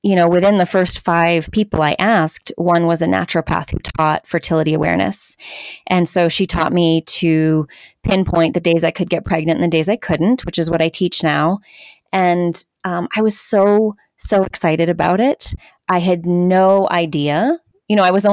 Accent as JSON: {"language": "English", "region": "Southern California", "country": "United States", "tie": "born or raised there", "said": "I grew up in Southern California. I grew up in a very suburban suburb in between Los Angeles and San Diego."}